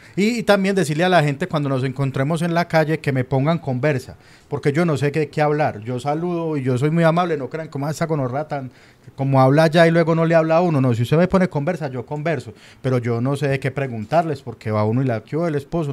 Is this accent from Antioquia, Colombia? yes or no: yes; Medellín, Antioquia, Colombia